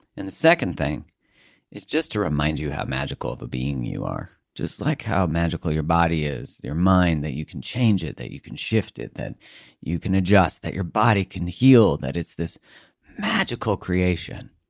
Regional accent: Canada; I'm from Canada

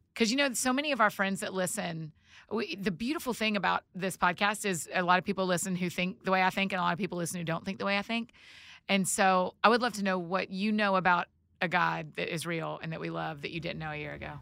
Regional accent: Georgia, United States; I'm from Georgia

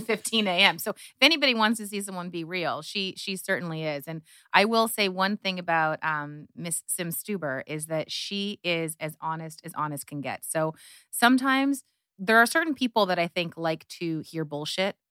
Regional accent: Canada; moved away as an adult; also born or lived in Hungary / New York; I was raised in Canada. I am the child of Hungarian immigrants

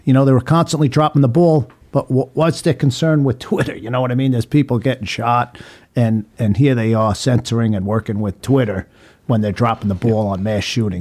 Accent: Long Island, New York, United States; also born or lived in Oregon; now in Florida, United States; I grew up in Long Island, uh, and I moved to Florida in about nineteen ninety-nine

